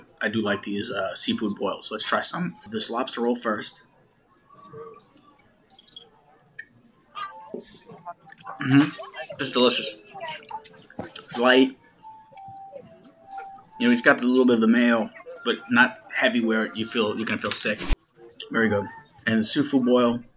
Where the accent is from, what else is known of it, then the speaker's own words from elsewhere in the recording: New York, United States; I am a New Yorker